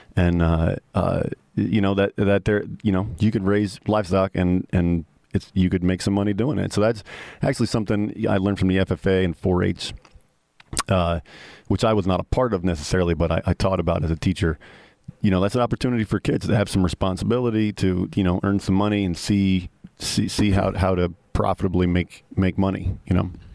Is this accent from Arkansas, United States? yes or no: no; New York, United States; moved away as an adult; I'm the New Yorker